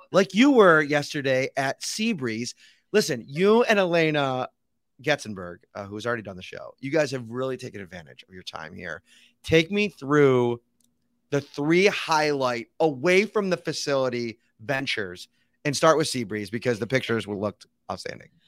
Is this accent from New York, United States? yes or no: yes; Buffalo, New York, United States; I grew up in Buffalo